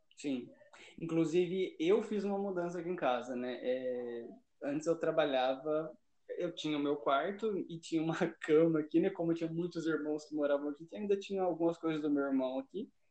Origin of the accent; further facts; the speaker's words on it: São José dos Campos, São Paulo, Brazil; nasci em São José, não tenho nada de goiano, nada de mineiro, não